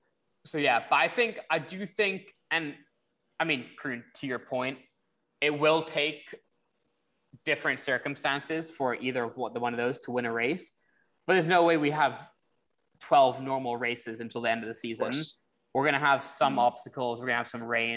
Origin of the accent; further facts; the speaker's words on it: United Kingdom; I'm British